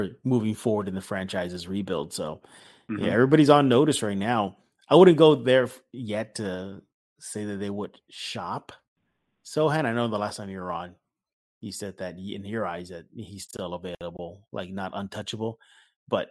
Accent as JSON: {"language": "English", "town": "San Antonio", "region": "Texas", "country": "United States", "said": "I am from the South Side"}